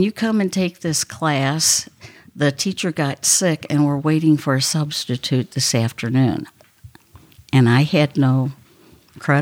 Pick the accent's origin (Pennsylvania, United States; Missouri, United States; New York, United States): Missouri, United States; St. Louis; In St. Louis, Missouri